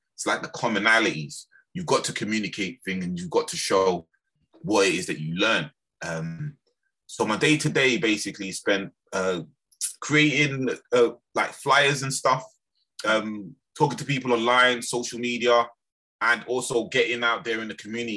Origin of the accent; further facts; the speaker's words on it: London, United Kingdom; also born or lived in Birmingham / Lewisham; I was actually raised in, in, in London, in Lambeth